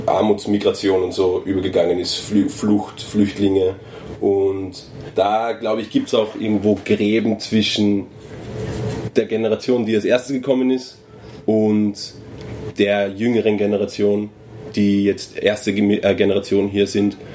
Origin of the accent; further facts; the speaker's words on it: Nigeria; aber gerade als Nigerianer ist es auffällig